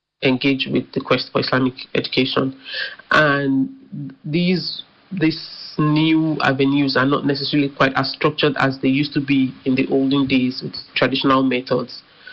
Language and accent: English; Nigeria; As Nigerian Muslims